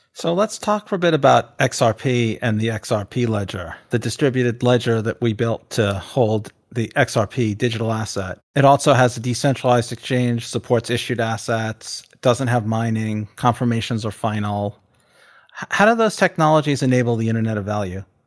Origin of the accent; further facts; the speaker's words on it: United States; I'm an American